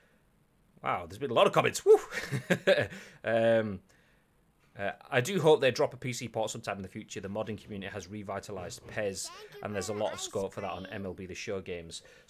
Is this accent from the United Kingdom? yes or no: yes; England, United Kingdom; I am your typical English person